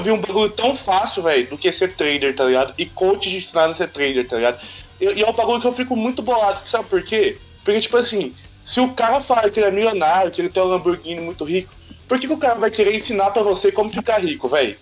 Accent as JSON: {"language": "Portuguese", "country": "Brazil", "said": "a gente é do Brasil"}